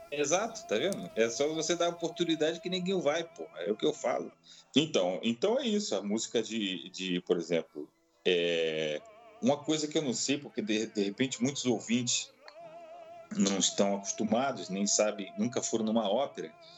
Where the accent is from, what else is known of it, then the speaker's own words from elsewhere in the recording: Brazil; eu como sendo europeu, meu, eu ia com passaporte europeu, sou brasileiro também, eu tenho os dois passaportes